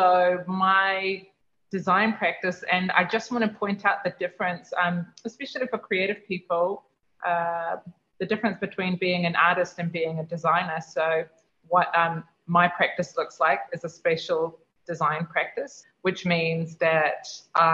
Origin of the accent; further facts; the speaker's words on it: Auckland, New Zealand; moved away as an adult; now in Rarotonga, Cook Islands; Auckland, the city where I was born and raised